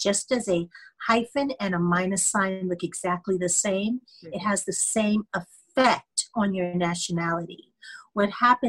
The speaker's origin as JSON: {"language": "English", "country": "United States", "also_born_or_lived": "United Kingdom", "said": "we as Americans, all Americans, Americans of color, and just all Americans in general"}